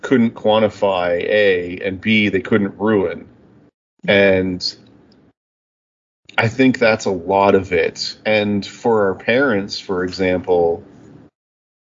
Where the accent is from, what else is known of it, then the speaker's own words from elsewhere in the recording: Canada; I'm from Canada, not the States